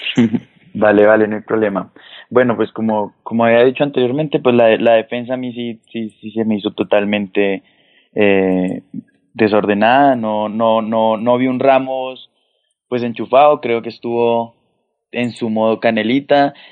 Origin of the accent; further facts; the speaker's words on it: Colombia; uno como colombiano